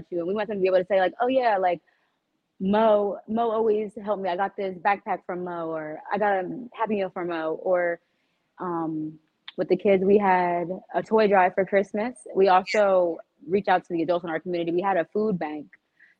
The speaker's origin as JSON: {"language": "English", "town": "Hamilton", "region": "New Jersey", "country": "United States", "tie": "born or raised there", "said": "I'm actually from Hamilton"}